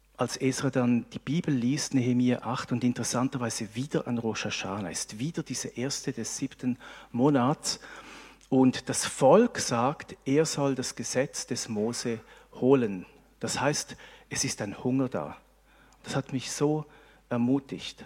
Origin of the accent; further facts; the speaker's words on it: Switzerland; wir als Schweizer